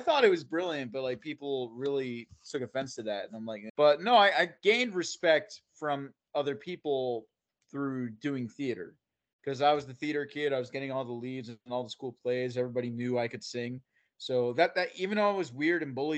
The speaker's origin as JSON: {"language": "English", "region": "central New Jersey", "country": "United States", "tie": "born or raised there", "also_born_or_lived": "Florida", "said": "I'm a homegrown Jersey boy. So in the central Jersey area"}